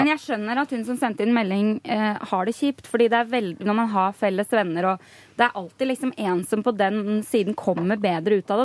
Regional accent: Rælingen, Akershus, Norway; moved away; familien hjemme i Rælingen

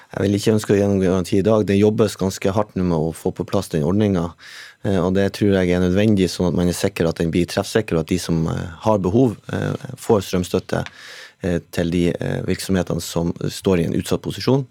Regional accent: Northern Norway, Norway; Jeg er jo sjøl fra Nord-Norge

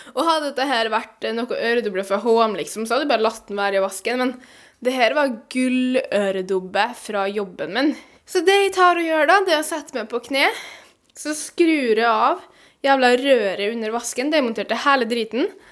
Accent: Venezuela; now in Norway; Jeg kommer jo fra Venezuela

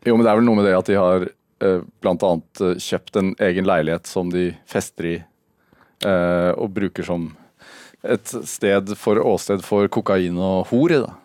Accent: Sarpsborg, Østfold, Norway; Jeg er fra Sarpsborg

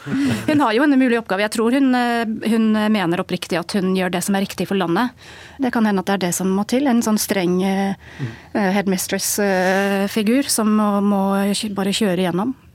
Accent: England, United Kingdom; moved away as an adult; now in Norway; Jeg har bodd i Norge i 14 år. Og jeg er engelsk, oppvokst i England

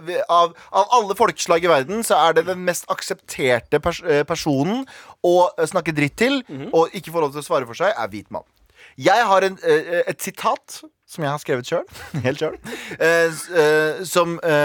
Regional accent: Iraq; now in Norway; jeg er fra Irak

